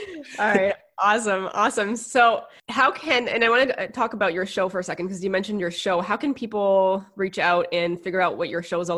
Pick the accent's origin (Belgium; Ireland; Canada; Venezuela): Canada; as a Canadian buying in the US